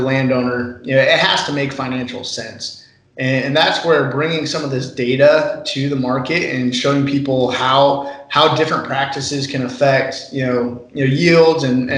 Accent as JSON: {"language": "English", "region": "Northwest Iowa", "country": "United States", "said": "I'm from Northwest Iowa, my family has a dairy farm. We've been milking cows for 5 generations"}